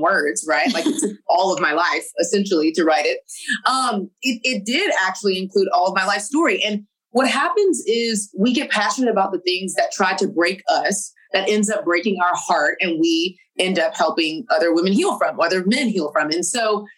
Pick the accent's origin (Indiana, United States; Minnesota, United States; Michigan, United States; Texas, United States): Texas, United States; I'm from Texas